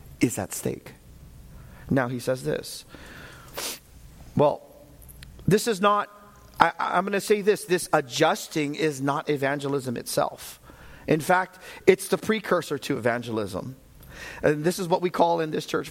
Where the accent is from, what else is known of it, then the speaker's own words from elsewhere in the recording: United States; I'm American